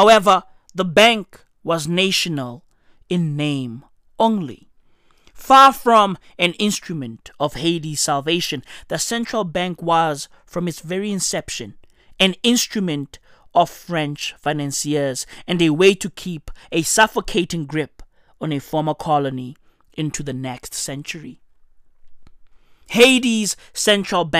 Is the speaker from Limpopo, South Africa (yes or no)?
no; Johannesburg, Gauteng, South Africa; I'm from Johannesburg. I'm recording this shit in Johannesburg, South Africa